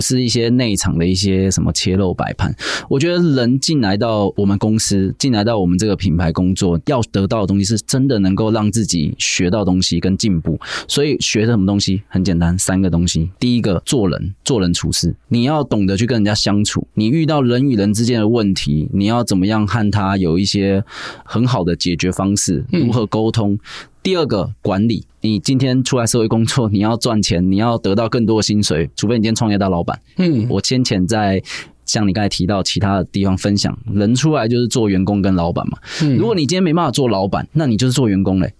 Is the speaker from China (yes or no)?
no; Taiwan; moved away as an adult; also born or lived in Hong Kong; 尤其是我们台式的文化，非常的吃我们台湾人这三个字